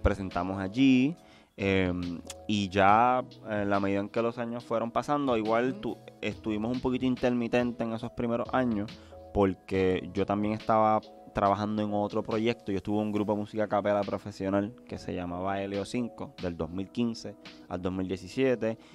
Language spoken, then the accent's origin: Spanish; Puerto Rico; soy de Puerto Rico